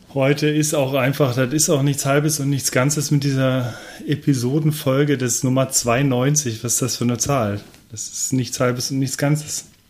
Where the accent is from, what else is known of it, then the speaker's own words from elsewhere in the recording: Cologne, North Rhine-Westphalia, Germany; Als, äh, Kölner